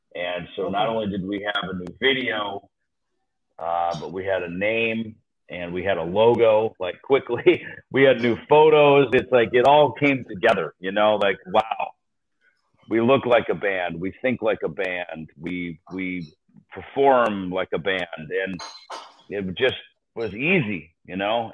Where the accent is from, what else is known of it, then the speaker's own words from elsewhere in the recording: United States; as an American